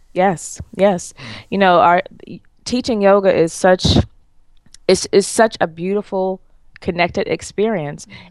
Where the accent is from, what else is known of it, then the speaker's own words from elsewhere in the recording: New York, United States; moved away; I'm from New York